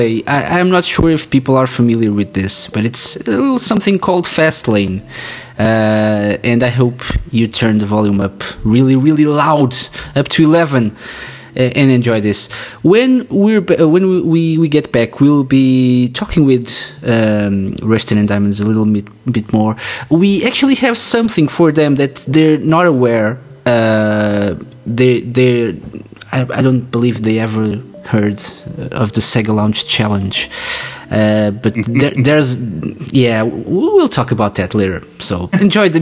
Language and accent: English; Portugal; I'm from Portugal and I loved it.